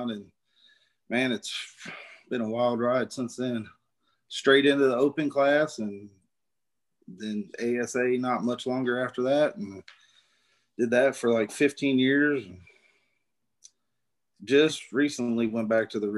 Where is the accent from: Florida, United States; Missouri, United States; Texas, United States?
Missouri, United States; North Central; accent: southern; now in Knob Noster, United States; I grew up in North Central Missouri and moved here in about 2000.